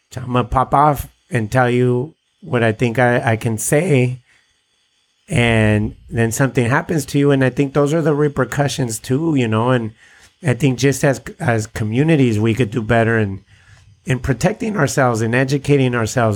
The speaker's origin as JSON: {"language": "English", "town": "San Diego", "region": "California", "country": "United States", "said": "I'm Mexican American. And at least here in San Diego"}